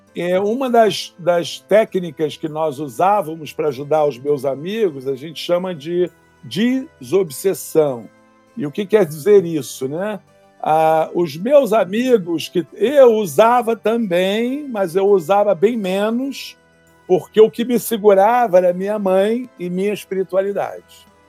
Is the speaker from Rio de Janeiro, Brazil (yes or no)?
yes; Rio de Janeiro, Brazil; also born or lived in California; Eu fui criado no Rio de Janeiro, no bairro do Flamengo